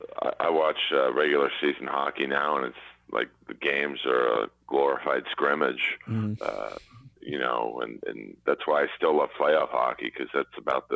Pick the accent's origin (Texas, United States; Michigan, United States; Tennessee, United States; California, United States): California, United States; Los Angeles; I'm from Los Angeles originally. Not many natives in LA are from here, I'm 50